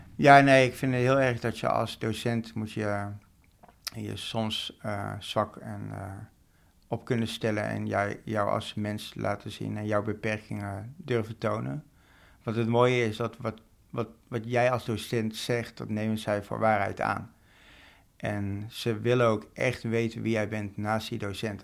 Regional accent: North Brabant, Netherlands; moved away as an adult; now in Amsterdam, Netherlands; ik ben geboren en opgegroeid in Brabant. En ik ben een jaartje of acht, denk ik, in Amsterdam gaan wonen.

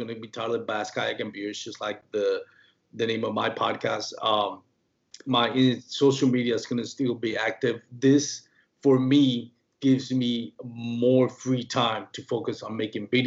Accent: Puerto Rico; born or raised there; first language Spanish; English is a second language; moved away

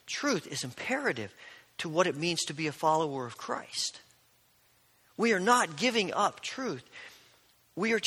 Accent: Indiana, United States; born or raised there

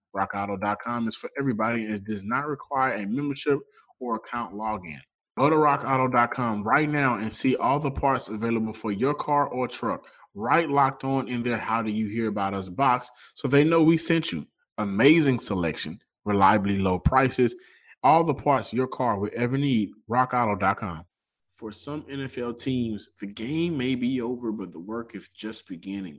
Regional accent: Houston, Texas, United States; I grew up in South Park of Houston

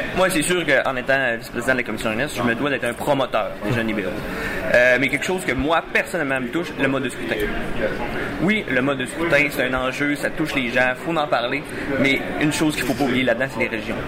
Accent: Les Escoumins, Quebec, Canada; je viens de la Côte-Nord, des Escoumins, pour être plus précis. C'est un petit village

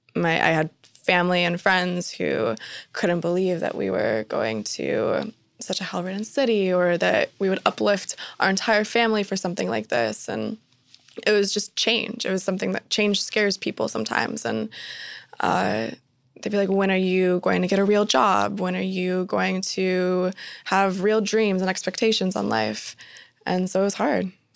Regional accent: Spokane, Washington, United States; I was born and raised in Spokane, Washington, which is a smaller city on the border of Washington and Idaho State

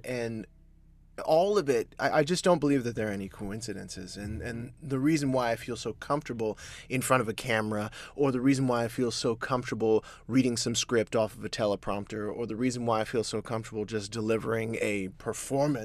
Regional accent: Columbus, Georgia, United States; also born or lived in Atlanta, Georgia; I was born in Georgia, Columbus, Georgia

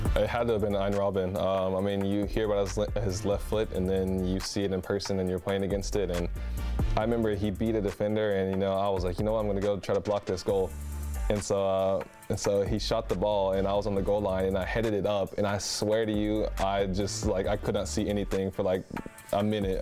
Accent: United States; now in Europe

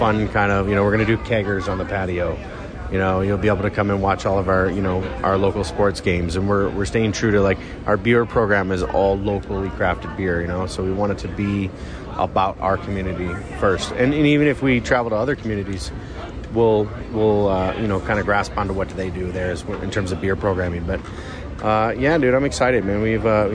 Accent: Detroit, Michigan, United States; moved away; where I grew up in Detroit

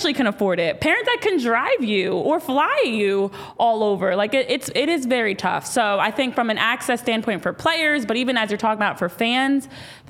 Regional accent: Central New Jersey, United States; Fellow Jersey native, we're both from Jersey. I'm Central Jersey though.

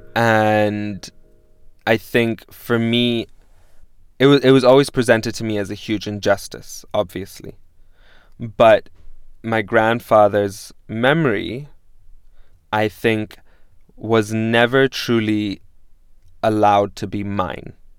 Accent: Pakistan; also born or lived in Damascus, Syria; I was born in Damascus, Syria, and I was raised in, in Pakistan by uh, a Lebanese mother and a Pakistani father

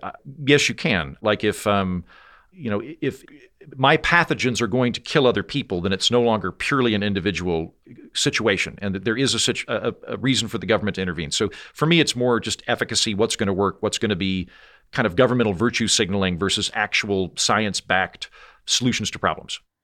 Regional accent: Oklahoma, United States; moved away; also born or lived in Washington, D.C.; I'm from Oklahoma, which means that I am ethnically Republican

